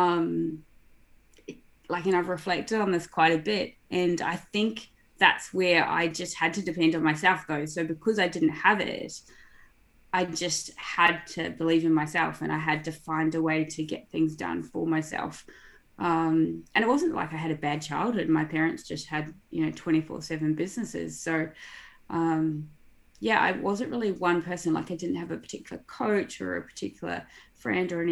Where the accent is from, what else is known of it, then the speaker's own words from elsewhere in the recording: New Zealand; I grew up in New Zealand, actually, on a dairy farm.